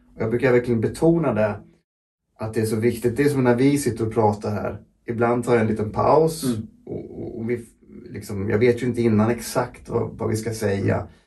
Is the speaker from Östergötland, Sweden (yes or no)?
yes; Linköping, Östergötland, Sweden; jag växte upp i Linköping